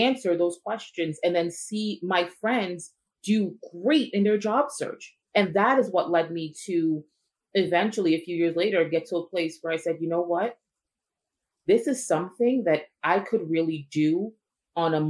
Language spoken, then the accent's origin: English; New Jersey, United States; I was born and raised here in New Jersey, educated in New Jersey and in New York. So I am an East Coast girl